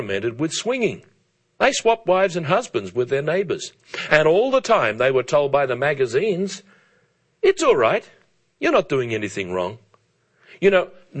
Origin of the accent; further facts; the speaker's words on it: Australia; as a boy growing up in Australia in the 1950s